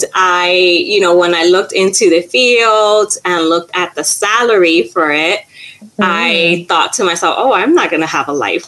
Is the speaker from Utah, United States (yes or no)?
no; New York City, New York, United States; I did my undergrad here in New York City. So I'm from New York City